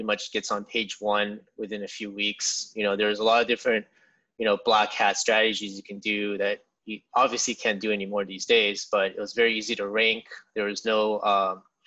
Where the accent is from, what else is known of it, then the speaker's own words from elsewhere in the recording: San Jose, California, United States; also born or lived in Santa Barbara, California / Santa Clara, California; I was born in California in San Jose. And pretty much grew up there my whole life.